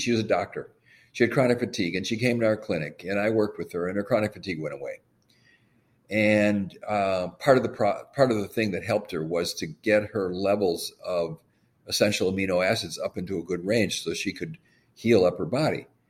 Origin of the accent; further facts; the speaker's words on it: Madison, Wisconsin, United States; I grew up in Madison, Wisconsin.